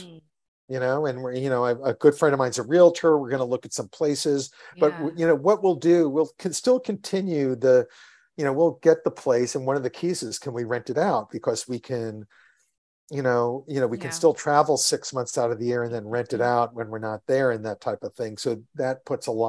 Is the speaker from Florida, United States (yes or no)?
yes; Florida, United States; also born or lived in New York City; now in San Francisco, United States; from Florida when I moved there